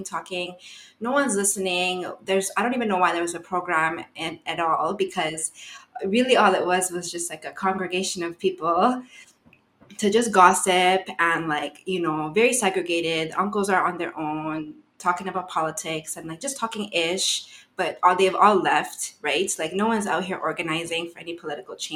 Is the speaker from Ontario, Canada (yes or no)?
yes; Ottawa, Ontario, Canada; growing up in Ottawa, what I used to see, I grew up around a lot of Bangladeshi people